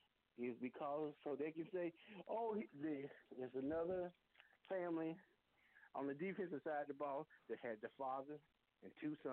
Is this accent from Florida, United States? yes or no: yes; Florida, United States; See, I'm a Floridian